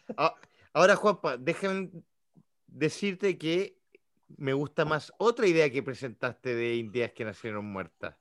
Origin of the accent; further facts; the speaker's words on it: Chile; yo, siendo chileno